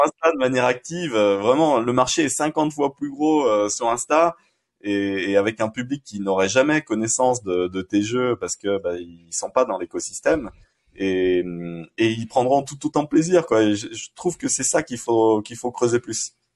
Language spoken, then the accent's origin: French; Saint-Étienne, Auvergne-Rhône-Alpes, France; je suis stéphanois